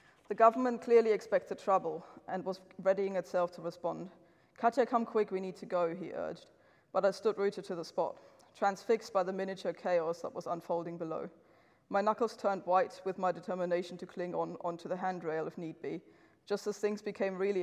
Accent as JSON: {"language": "English", "region": "East Germany", "country": "Germany", "tie": "born or raised there", "said": "I was born in East Germany"}